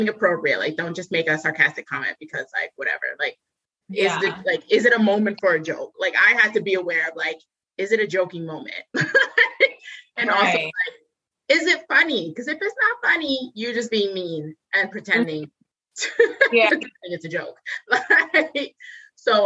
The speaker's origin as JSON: {"language": "English", "region": "New York", "country": "United States", "said": "we're all from New York"}